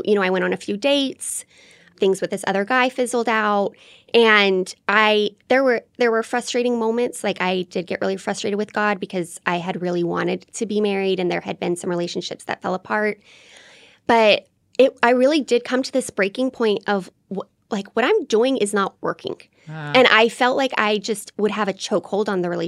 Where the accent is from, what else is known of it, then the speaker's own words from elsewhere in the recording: Colorado Springs, Colorado, United States; I grew up in Colorado Springs, which is such a military town